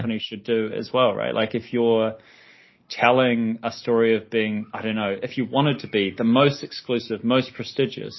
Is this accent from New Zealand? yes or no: yes; New Zealand; I'm from New Zealand